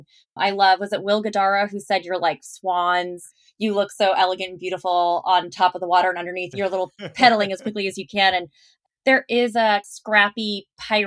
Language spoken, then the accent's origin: English; Palos Verdes, California, United States; moved away as an adult; also born or lived in New York; I grew up in Palos Verdes